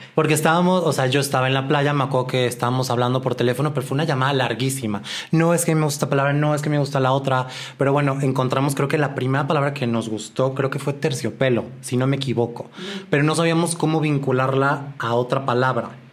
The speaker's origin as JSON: {"language": "Spanish", "town": "Guadalajara", "region": "Jalisco", "country": "Mexico", "moved": "as an adult", "lives_now": "Mexico City, Mexico", "said": "yo soy de Guadalajara, tengo ya algunos años en la Ciudad de México."}